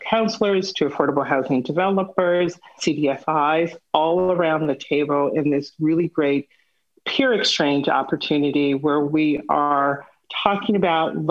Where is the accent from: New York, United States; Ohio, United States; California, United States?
California, United States; Los Angeles; I am a native Angeleno. So I was born here in Los Angeles and South Los Angeles in particular